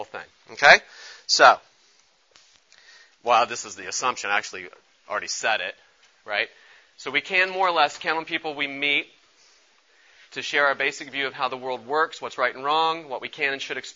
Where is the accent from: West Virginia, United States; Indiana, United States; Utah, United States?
West Virginia, United States; Charleston; I grew up in Charleston, West Virginia